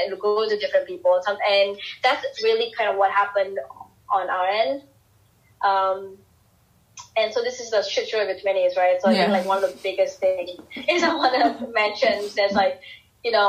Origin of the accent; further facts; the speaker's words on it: Singapore; I'm this girl from Singapore with, you know, relatively conservative beliefs